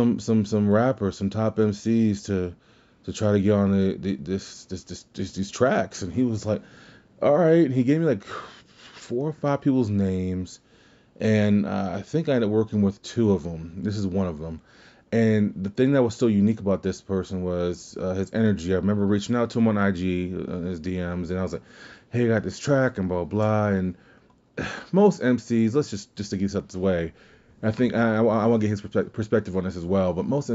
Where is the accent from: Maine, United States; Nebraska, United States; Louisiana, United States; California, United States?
Louisiana, United States; Kenner; I'm from Kenner, Louisiana, and people just say, "Where is that at?"